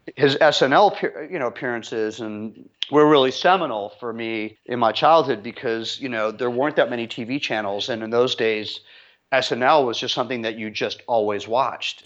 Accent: London, United Kingdom; I was born in London at the height of the British music scene in the mid-sixties

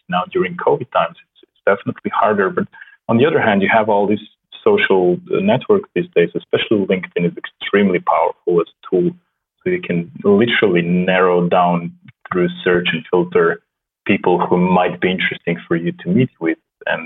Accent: Slovenia; first language Slovenian; English is a second language; I come from a very small country in Europe, and it's kind of normal for us to learn languages at a very early age. So I started with English, obviously. My native language is Slovenian

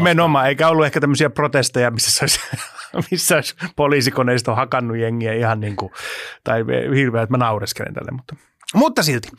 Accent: Helsinki, Uusimaa, Finland; mä oon Helsingistä

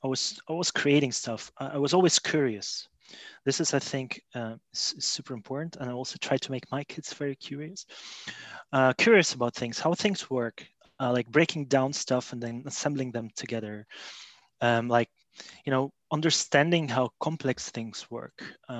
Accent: Belgium; also born or lived in Russia; But anyways, I was born in Russia. So actually, my parents moved to Belgium when I was about 13 years old. That's more than 20 years ago.

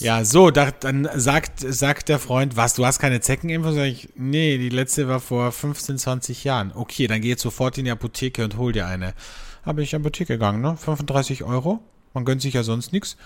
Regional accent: Austria; bei uns in Österreich

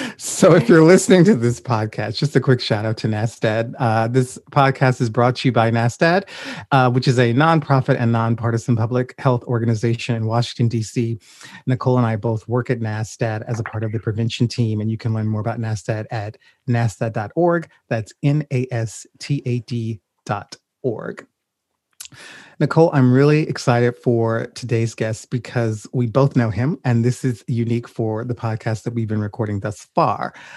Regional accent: Louisiana, United States; I'm originally from Louisiana

